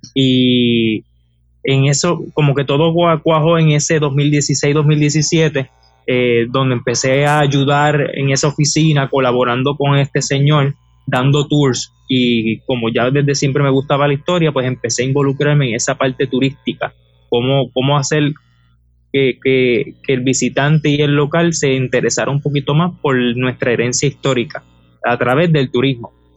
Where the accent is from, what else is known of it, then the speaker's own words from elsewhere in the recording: Aguada, Puerto Rico; Tengo 29 años y soy de Aguada